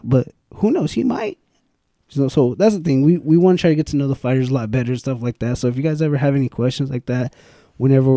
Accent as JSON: {"language": "English", "town": "Bakersfield", "region": "California", "country": "United States", "said": "We're from Bakersfield"}